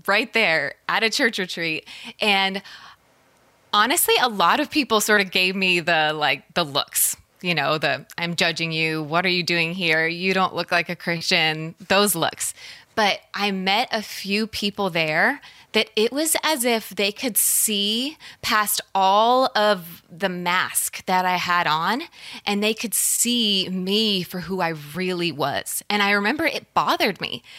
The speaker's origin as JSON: {"language": "English", "town": "Colorado Springs", "region": "Colorado", "country": "United States", "tie": "born or raised there", "said": "there was a massive church where I grew up in Colorado Springs"}